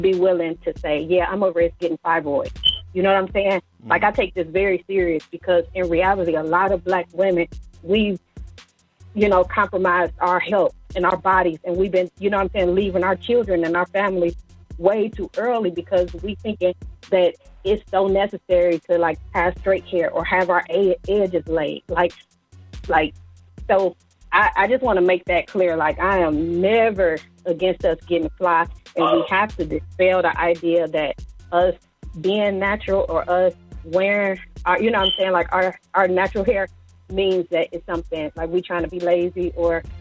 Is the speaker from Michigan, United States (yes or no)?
yes; Detroit, Michigan, United States; I was born and raised in Detroit